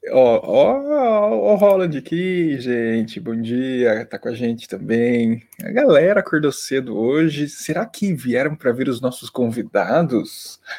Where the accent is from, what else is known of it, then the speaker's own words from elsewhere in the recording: South Region, Brazil; Ó, Luiz, eu sou do Sul, mas prefiro me abster para evitar a babaquice.